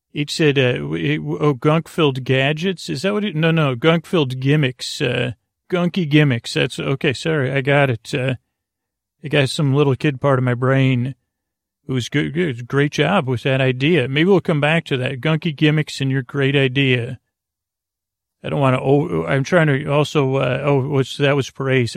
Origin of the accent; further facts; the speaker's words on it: Syracuse, New York, United States; a child growing up in Syracuse, New York